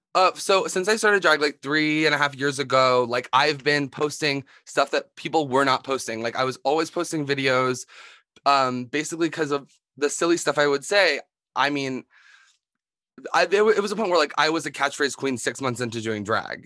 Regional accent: Philadelphia, Pennsylvania, United States; I'm from Philadelphia, Pennsylvania

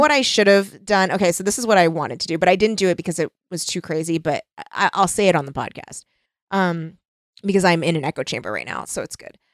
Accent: United States; as an American

